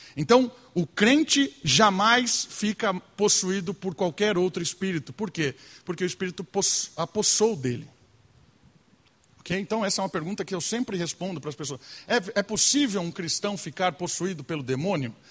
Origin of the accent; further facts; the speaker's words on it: Brazil; Nós somos brasileiros